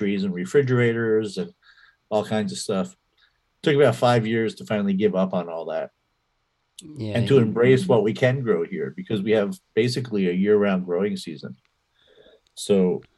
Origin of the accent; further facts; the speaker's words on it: New Jersey, United States; moved away as an adult; now in Los Angeles, United States; I grew up in New Jersey.